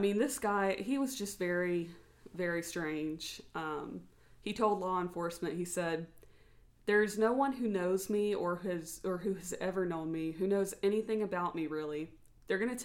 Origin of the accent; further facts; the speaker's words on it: the South, United States; we were raised in the South